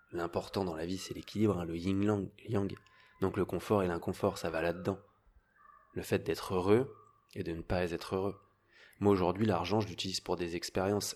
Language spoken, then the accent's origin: French; Paris suburbs, Île-de-France, France; j'avais une famille euh, très bien, on était en banlieue parisienne, on vivait super bien, euh, très bien élevé